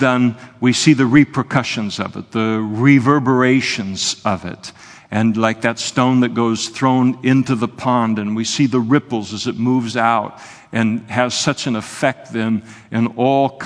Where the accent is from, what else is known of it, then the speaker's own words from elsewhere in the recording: Napa, California, United States; When I was a kid growing up in Napa